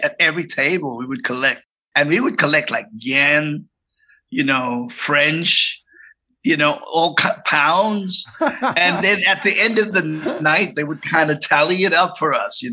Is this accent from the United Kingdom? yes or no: no; South Africa; also born or lived in Cape Town; I was born in Cape Town, but I was raised in South Africa